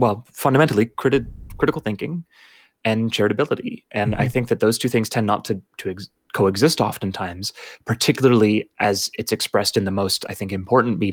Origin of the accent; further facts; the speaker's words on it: Canada; as a Canadian